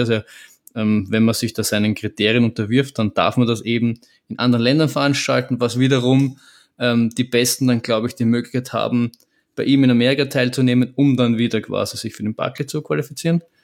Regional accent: Vienna, Austria; wir als Wiener oder um, Wien-Umkreisigerer

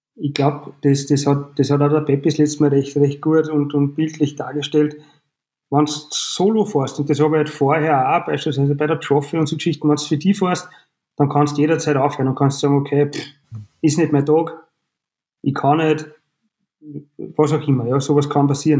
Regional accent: Frankenburg am Hausruck, Upper Austria, Austria; ich bin gebürtig aus Frankenburg

